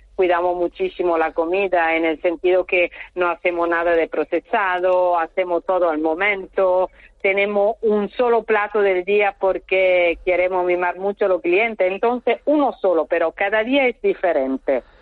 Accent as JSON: {"language": "Spanish", "region": "northern Italy", "country": "Italy", "second_language": "Spanish", "moved": "as an adult", "lives_now": "Puerto del Rosario, Spain", "said": "estoy del norte, yo vivo entre Milano y Turín, eh, ahí en el medio"}